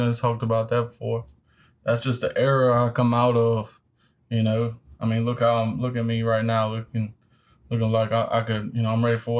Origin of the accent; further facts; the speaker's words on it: Port Allen, Louisiana, United States; Born and raised in West Baton Rouge in Port Allen, Louisiana.